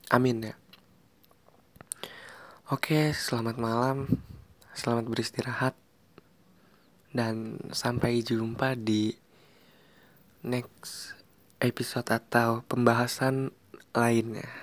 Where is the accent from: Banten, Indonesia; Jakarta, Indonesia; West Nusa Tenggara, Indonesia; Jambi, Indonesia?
Banten, Indonesia; Tangerang; Oh ya, saya orang Tangerang di sini yang orang Tangerang.